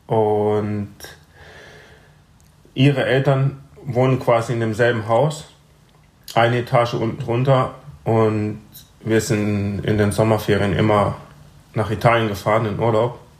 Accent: Breisach, Baden-Württemberg, Germany; also born or lived in Freiburg; ich bin hier geboren und in Breisach aufgewachsen.

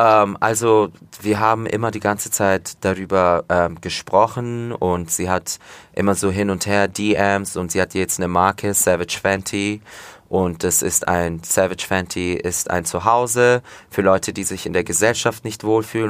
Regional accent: Fürth, Bavaria, Germany; also born or lived in village near Komotini, Greece (family origin); Fürth, ja, Schule, wie gesagt, im Fürther Krankenhaus geboren, aufgewachsen, immer noch hier wohnen

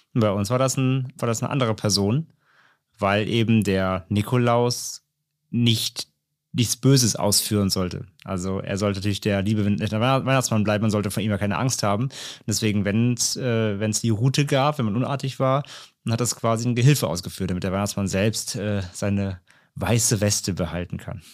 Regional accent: Rhineland, Germany; ich komme ja aus dem Rheinland

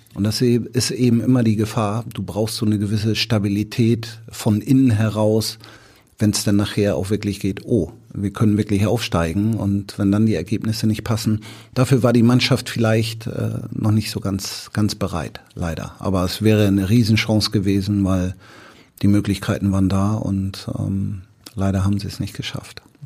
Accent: Hamburg, Germany; ich bin ja in Bramfeld groß geworden

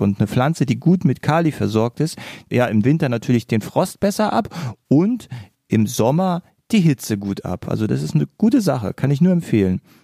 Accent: Berlin, Germany; now in near Braunschweig, Germany; Eigentlich bin ich ja ein gebürtiger Berliner. Das heißt also, ich komme eigentlich von einer riesengroßen Stadt und bin aus der Stadt aufs Dorf gezogen.

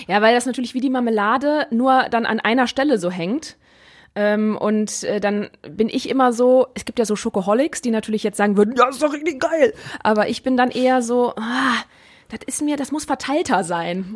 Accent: Neuss, North Rhine-Westphalia, Germany; ich bin auf der Schwelle geboren, in Neuss zwischen Düsseldorf und Köln.

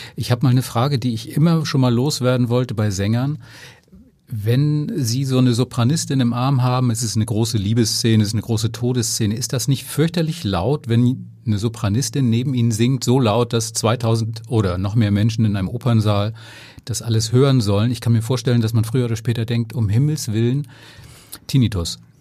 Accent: Flensburg, Schleswig-Holstein, Germany; Ich bin aus Flensburg, aber mein Dänisch war immer schon lausig

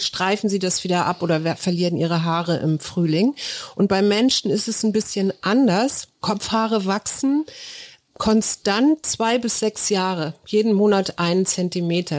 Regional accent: Hamburg, Germany; now in Berlin, Germany; bei uns in Hamburg gab es keinen St. Martins Umzug

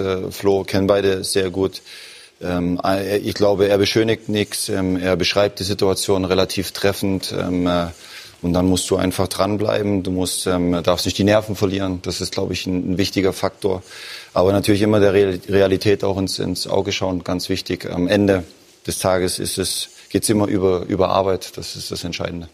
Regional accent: eastern Germany, Germany; moved away; aus dem Osten der Republik, aus meiner Heimat.

